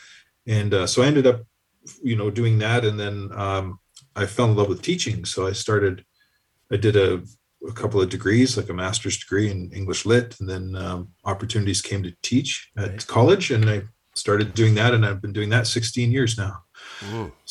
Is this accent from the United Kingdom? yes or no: no; Sault Ste. Marie, Ontario, Canada; I grew up in Sault Ste. Marie, where I still live